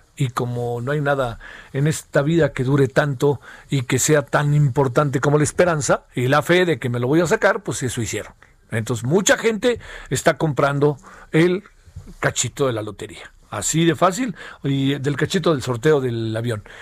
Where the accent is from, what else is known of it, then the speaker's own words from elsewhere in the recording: Mexico; somos mexicanos